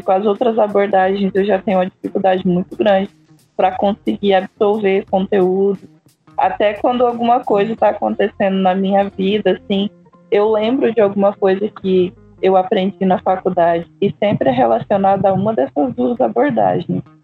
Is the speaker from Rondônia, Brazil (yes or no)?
yes; Rondônia, Brazil; moved away; Não sou do Acre, sou de Rondônia